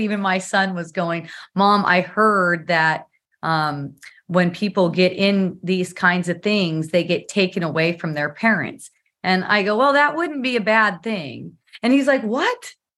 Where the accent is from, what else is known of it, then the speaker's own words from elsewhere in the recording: California, United States; now in Palos Park, United States; we come from California